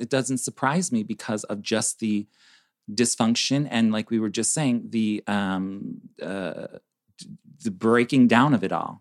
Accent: Chicago, Illinois, United States; we're from Chicago, so we're up north

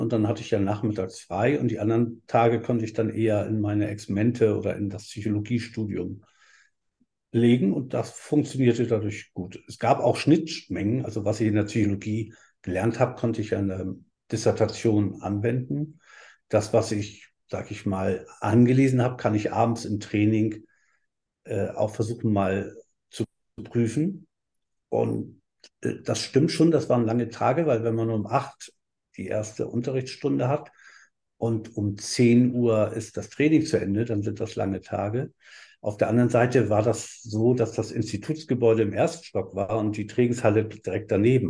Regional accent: Hamburg, Germany; moved away as an adult; also born or lived in Berlin / Heidelberg; ich bin ja in Hamburg groß geworden und in Berlin auch viel gewesen

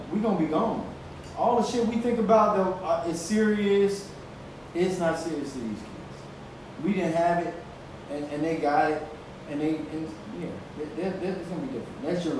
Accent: United States; We have to learn a different language. We are American, very much so. But we have a different culture than normal, like, run-of-the-mill Americans.

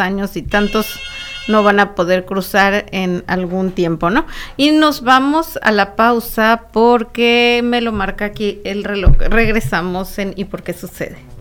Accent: Tijuana, Baja California, Mexico; la gente que nacimos en Tijuana y, y, que crecimos yendo a las tiendas en Estados Unidos

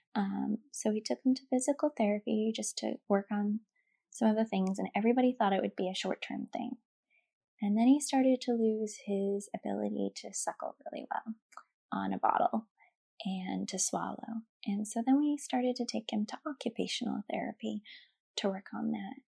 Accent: Utah, United States; moved away as an adult; now in San Diego, United States; We are originally from Utah, and we are currently stationed in San Diego, California.

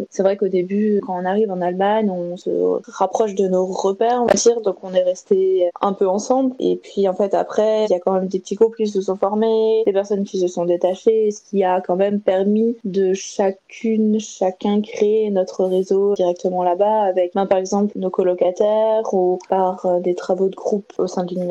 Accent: Colmar, Grand Est, France; du euh, française, j'ai 22 ans, je viens de Colmar

